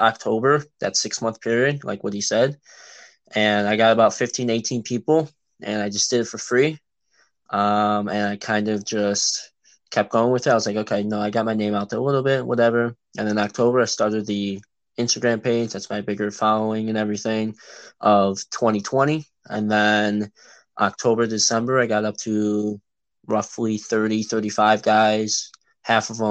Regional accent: Illinois suburbs, United States; I'm from Illinois in the suburbs, and I've been here, you know, all my life, and that's currently where I'm

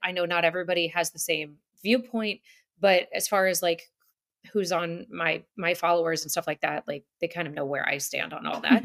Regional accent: outside of Manhattan, New York, United States; moved away; I grew up outside of Manhattan

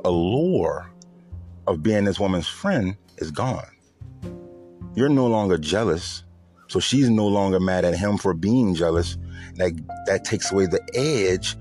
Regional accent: New Orleans, Louisiana, United States; I'm from the South, I'm from New Orleans

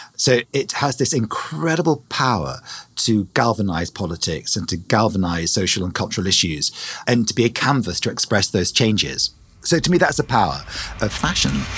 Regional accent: England, United Kingdom; moved away

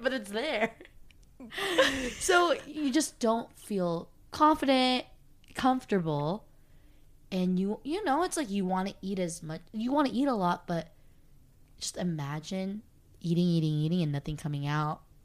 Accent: Torrance, California, United States; moved away; I was from Torrance

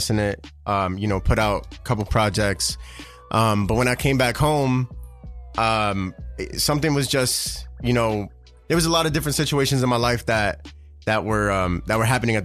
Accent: New York City, New York, United States; I grew up on 170 in Webster

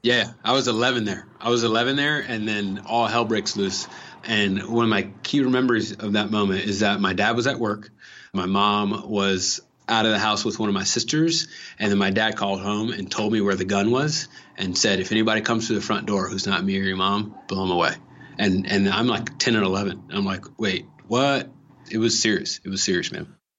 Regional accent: Los Angeles, California, United States; I'm from L A. I'm from Watts, which is South Central

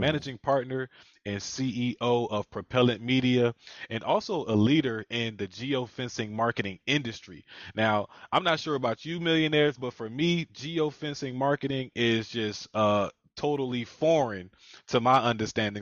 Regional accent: Philadelphia, Pennsylvania, United States; I'm from Philadelphia as well

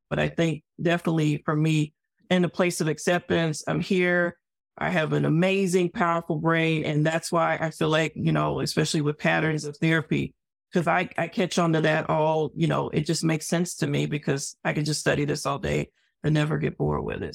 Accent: Arkansas, United States; I came from the South. I'm from Arkansas. The Ku Klux Klan headquarters is two hours away from my hometown, literally

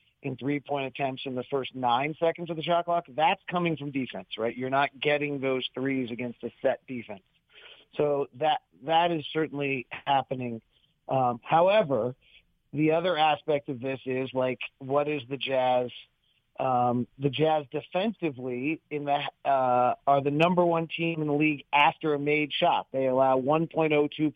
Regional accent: Bay Area, California, United States; when I grew up in the Bay Area

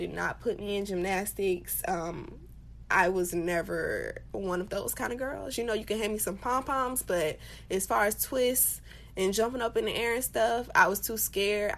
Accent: United States; we as Black people, as African American people

